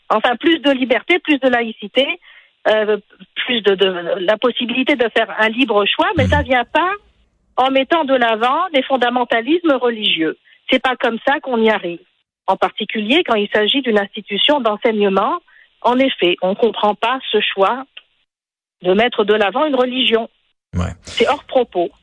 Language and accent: French; Tunisia; now in Quebec, Canada; je suis tunisienne